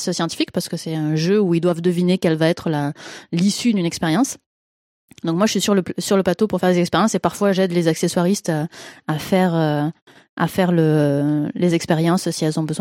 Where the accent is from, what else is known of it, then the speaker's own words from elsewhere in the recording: Quebec, Canada; accent: Québécois; Et, et d'où le petit accent québécois que je ne peux pas forcer parce que je n'entends pas du tout mon accent québécois.